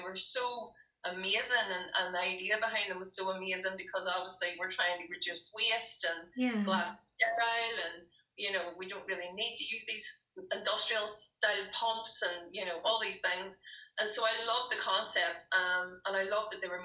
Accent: Derry, Northern Ireland, United Kingdom; moved away as an adult; now in Limavady, United Kingdom; I'm actually from Derry. I'm not from Limavady. I'm from Derry.

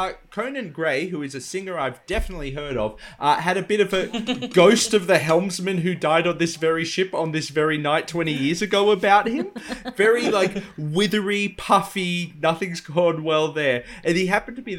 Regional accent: Penrith, New South Wales, Australia; my hometown, as Alice has endured before, has a very big thing about a feral cat. The Penrith Panther is our local cryptid

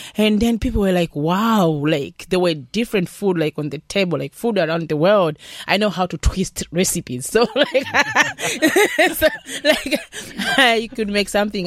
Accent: Malawi; now in Ireland; I'm coming from Malawi so our Malawian recipes

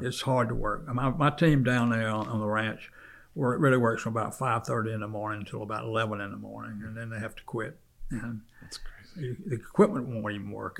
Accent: South Carolina, United States; now in Charlotte, United States; when I was a child, I grew up in South Carolina

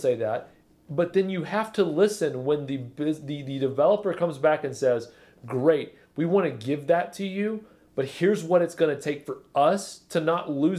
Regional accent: Alabama, United States; now in Nolensville, United States; I'm from Alabama.

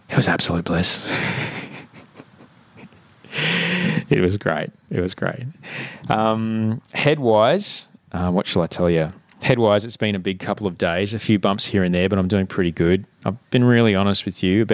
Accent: Brisbane, Queensland, Australia; born or raised there

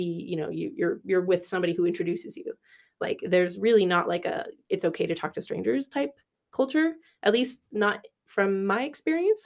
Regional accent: California, United States; moved away as an adult; also born or lived in Berkeley; now in Dublin, Ireland; I'm from California

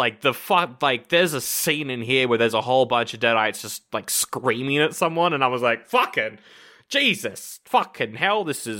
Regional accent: Scotland, United Kingdom; I'm from Scotland.

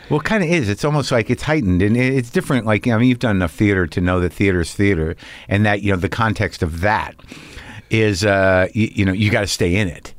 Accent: New Mexico, United States; moved away; also born or lived in Boston; I grew up in New Mexico

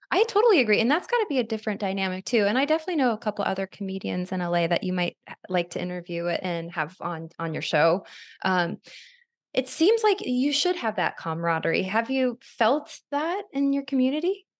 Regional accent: Arizona, United States; now in Los Angeles, United States; I'm from Arizona where people have these long-winded conversations

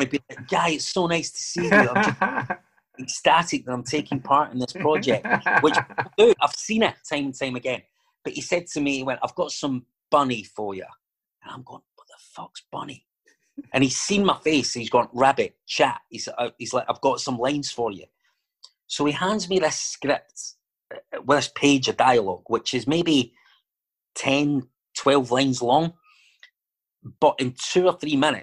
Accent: Glasgow, Scotland, United Kingdom; accent: Glaswegian

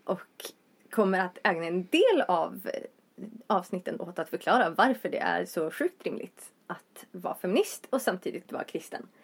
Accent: Vindeln, Västerbotten County, Sweden; moved away as an adult; also born or lived in Gothenburg; now in Uppsala, Sweden; Från Västerbotten. Eh, Vindeln mer specifikt.

